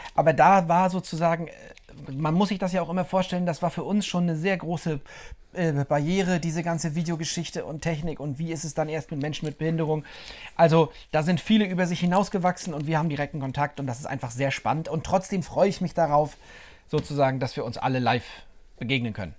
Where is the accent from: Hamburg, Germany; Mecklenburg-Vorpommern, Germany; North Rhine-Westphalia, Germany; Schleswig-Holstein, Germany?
Mecklenburg-Vorpommern, Germany